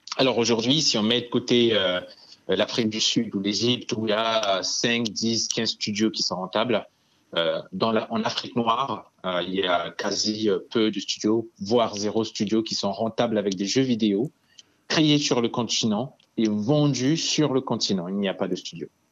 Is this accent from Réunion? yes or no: no; Bangui, Central African Republic; moved away as an adult; now in France; Je suis né en Centrafrique. Je suis né à Bangui. J'ai grandi là-bas. Et à mes 18 ans, je suis arrivé en France